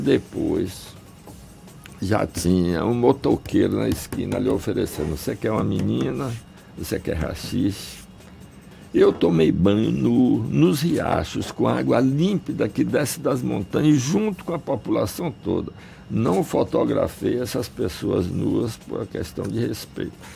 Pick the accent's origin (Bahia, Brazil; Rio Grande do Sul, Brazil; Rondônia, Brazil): Bahia, Brazil; Salvador; also born or lived in Ukraine; Eu nasci na Ucrânia, onde só tinha plantação de trigo e centeio. Meu pai era agrônomo, trabalhava no interior, mas cheguei aqui na Bahia e onde a gente foi parar? Em Salvador, na beira do mar